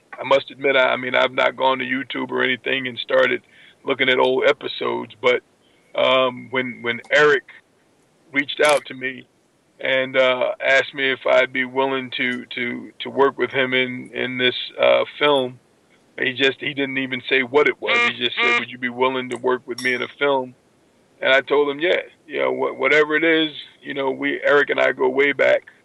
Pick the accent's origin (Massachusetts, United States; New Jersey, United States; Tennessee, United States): New Jersey, United States; I grew up in New Jersey